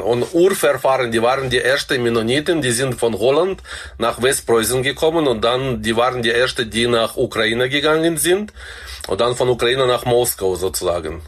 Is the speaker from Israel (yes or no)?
no; Kazakhstan; also born or lived in Black Forest, Germany; now in Germany; Ich bin in Kasachstan geboren.